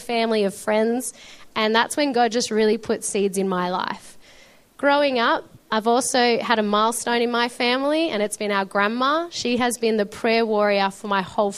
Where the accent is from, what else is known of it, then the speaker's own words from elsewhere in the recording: Melbourne, Victoria, Australia; also born or lived in Shepparton; I was born in Melbourne and we lived in Shepparton for a few years. If anyone doesn't know, that's a bit more northern Victoria, gorgeous area, a bit more bushy or country, as you would say. Then we moved to Melbourne, which has just been amazing because we've lived here ever since.